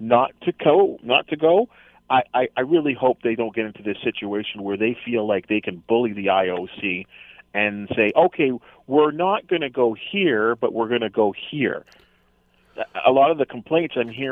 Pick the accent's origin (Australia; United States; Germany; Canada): Canada; we're Canadian and we're growing up